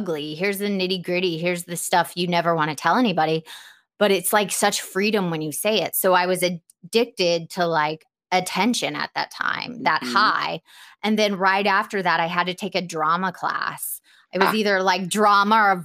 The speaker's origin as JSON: {"language": "English", "town": "Atlanta", "region": "Georgia", "country": "United States", "said": "I'm from Atlanta"}